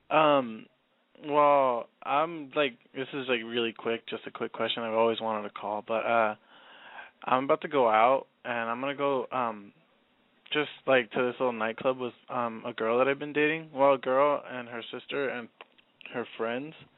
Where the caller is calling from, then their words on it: Inland Empire, California, United States; I'm calling from the Inland Empire, like right outside LA.